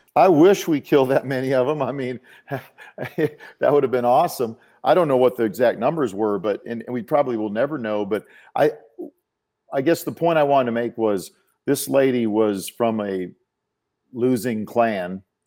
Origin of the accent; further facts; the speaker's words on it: South Dakota, United States; moved away as an adult; I grew up in South Dakota